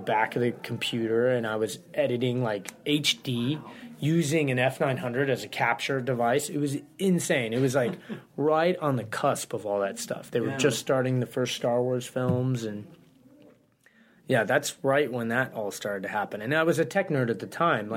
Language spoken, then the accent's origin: English; Santa Ynez, California, United States; also born or lived in Massachusetts / Los Angeles; I grew up in Santa Ynez, just north of Santa Barbara.